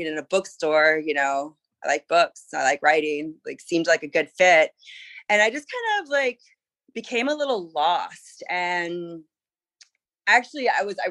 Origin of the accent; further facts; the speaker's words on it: Charleston, South Carolina, United States; moved away as an adult; also born or lived in East Coast; now in San Francisco, United States; I moved from Charleston, South Carolina, grew up on the East Coast, to San Francisco.